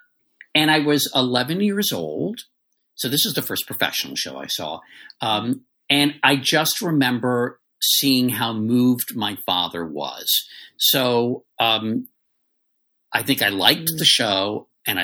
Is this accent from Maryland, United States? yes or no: yes; D.C., Maryland suburbs outside Washington, United States; I was raised in the Maryland suburbs right outside of D.C.